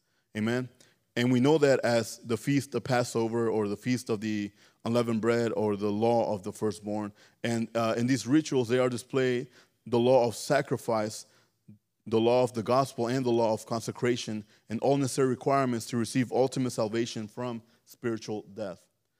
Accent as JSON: {"language": "English", "country": "Mexico", "tie": "born or raised there", "said": "You know, I grew up in back in Mexico. My uncles, they were mean."}